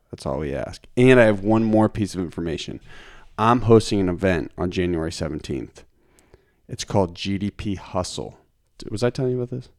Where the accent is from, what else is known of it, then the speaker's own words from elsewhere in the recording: Lincoln, Massachusetts, United States; Lincoln, the woods